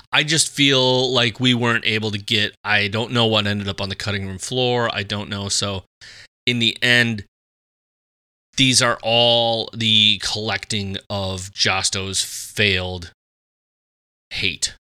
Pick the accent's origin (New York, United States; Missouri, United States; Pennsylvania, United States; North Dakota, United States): North Dakota, United States; Fargo; grew up Catholic here in the, here in the old Fargo